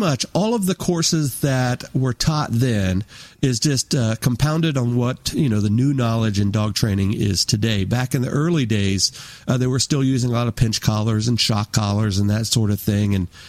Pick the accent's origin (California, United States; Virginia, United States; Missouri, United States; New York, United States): Virginia, United States; Woodbridge; also born or lived in Denver, Colorado; I grew up mainly on the East Coast, graduated high school from Woodbridge, Virginia, just outside of D.C.